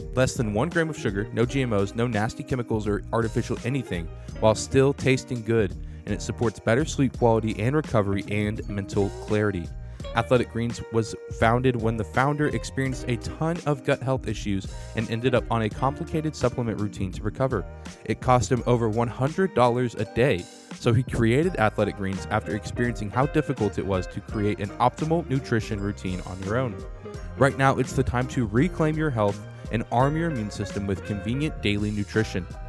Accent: United States; I'm an American

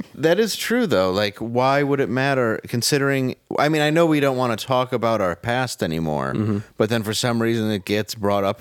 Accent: Michigan, United States; also born or lived in Los Angeles / New York / Texas; I grew up in Michigan, still dangle around there a bit

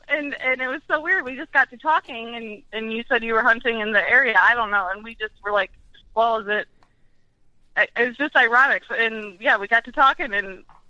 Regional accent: Rockford, Illinois, United States; moved away as an adult; also born or lived in Monmouth, Illinois; now in Eau Claire, United States; I'm originally kind of I'm from Rockford, Illinois, and then about 5 years ago, I moved down to Monmouth, Illinois, Western Illinois, kind of where you guys are, and now I am up in Eau Claire, Wisconsin

